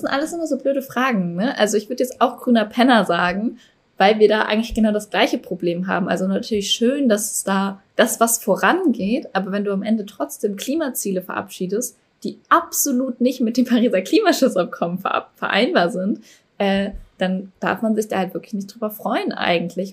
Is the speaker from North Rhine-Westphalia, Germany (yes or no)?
yes; Cologne, North Rhine-Westphalia, Germany; Ich komme ja aus Köln